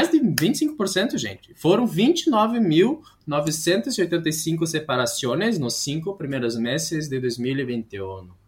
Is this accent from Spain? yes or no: yes; Spain; Portuguese is a second language; Ai, desculpa, não tenho essas expressões de Portugal, que sou de Espanha, então, eh